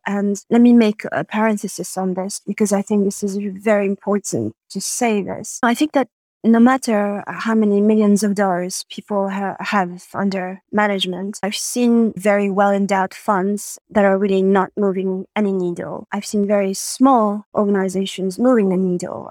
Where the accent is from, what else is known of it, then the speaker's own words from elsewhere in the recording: Montreal, Quebec, Canada; moved away as an adult; also born or lived in Madagascar / Paris, France; I grew up in Canada and, and lived there from the age of five to, to twenty